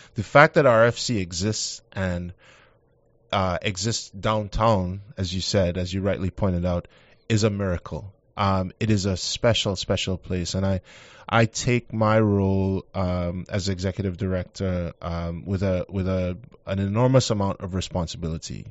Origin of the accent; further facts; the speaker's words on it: Trinidad & Tobago; moved away as an adult; also born or lived in Baltimore, Maryland / Southwest Virginia; now in Shreveport, United States; I'm from Trinidad and Tobago